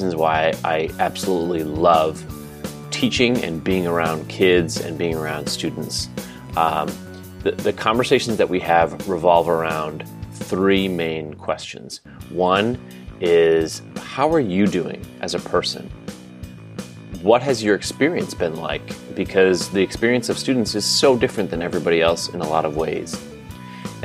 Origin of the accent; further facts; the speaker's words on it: Pennsylvania, United States; Gettysburg College in Pennsylvania, my home state.